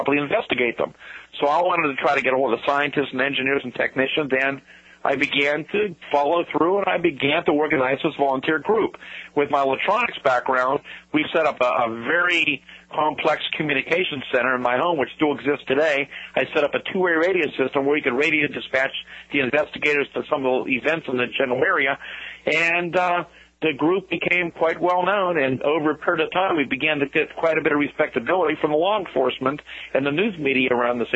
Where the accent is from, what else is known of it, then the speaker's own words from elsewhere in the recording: Greensburg, Pennsylvania, United States; a rural area outside of Greensburg, outside of my hometown